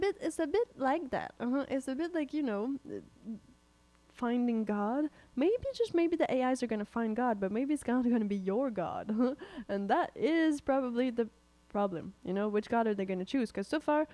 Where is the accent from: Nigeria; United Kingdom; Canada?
Canada; We're Canadian